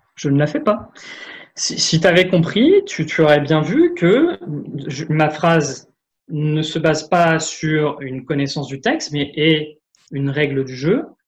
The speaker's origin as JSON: {"language": "French", "country": "France", "said": "en tant que Français euh, lambda"}